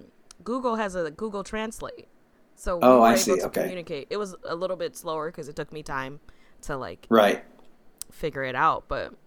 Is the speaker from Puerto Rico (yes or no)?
no; Dubai, United Arab Emirates; now in Toronto, Canada; And I grew up in Dubai, absolutely vile for human rights and abuse, especially with construction work. And now in Toronto